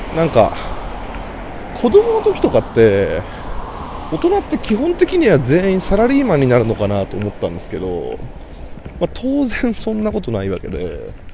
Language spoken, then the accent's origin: Japanese; Kanagawa, Japan; 僕は神奈川県出身